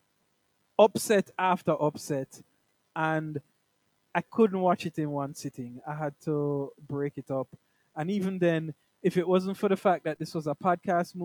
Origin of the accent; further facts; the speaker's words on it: Jamaica; I'm like a Jamaican man down here.